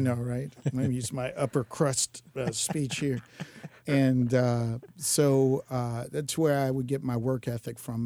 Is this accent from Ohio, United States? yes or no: no; Jacksonville, Florida, United States; Born and raised in Jacksonville